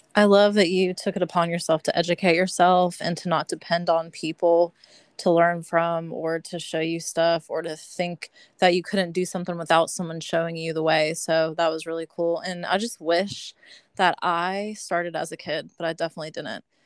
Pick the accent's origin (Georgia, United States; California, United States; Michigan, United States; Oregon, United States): Georgia, United States; also born or lived in Pittsburgh, Pennsylvania; I was born in Pittsburgh, but I have moved to Georgia when I was a kid